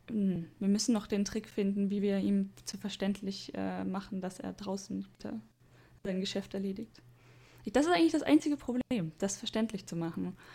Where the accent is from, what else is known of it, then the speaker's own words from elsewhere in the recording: Germany; now in Japan; sowas gibt es bei uns in Deutschland